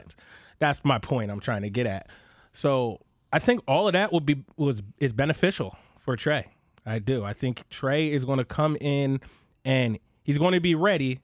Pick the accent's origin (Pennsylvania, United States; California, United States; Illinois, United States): Pennsylvania, United States; Philadelphia; my hometown